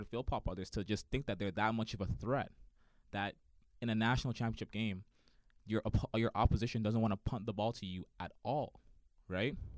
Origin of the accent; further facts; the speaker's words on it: Toronto, Ontario, Canada; I grew up in Toronto